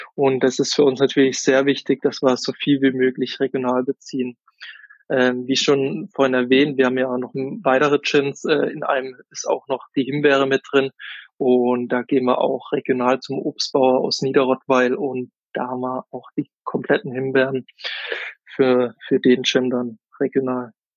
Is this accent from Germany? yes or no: yes; Oberrotweil, Baden-Württemberg, Germany; ich komme aus dem Kaiserstuhl, aus dem wunderschönen Oberrottweier. Das ist ein kleines Dorf ähm, da bin ich auch groß geworden, aufgewachsen